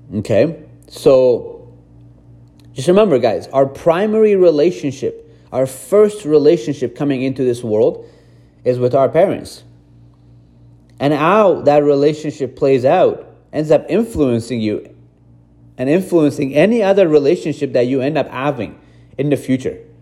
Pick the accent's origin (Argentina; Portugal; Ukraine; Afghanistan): Afghanistan; moved away; also born or lived in Iran; I grew up in Afghanistan, I was born in Iran